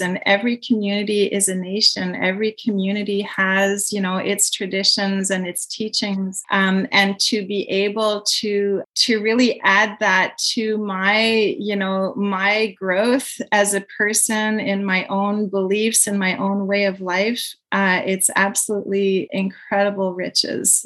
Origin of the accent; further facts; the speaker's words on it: Quebec, Canada; I'm from Quebec, but my my roots are entirely from France.